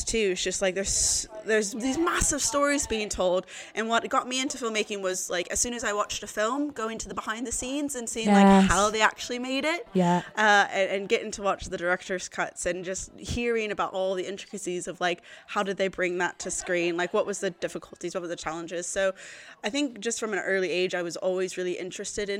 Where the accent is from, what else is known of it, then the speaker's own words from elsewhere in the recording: Texas, United States; moved away as an adult; also born or lived in Bradford, United Kingdom; now in Newcastle, United Kingdom; I'm originally from Texas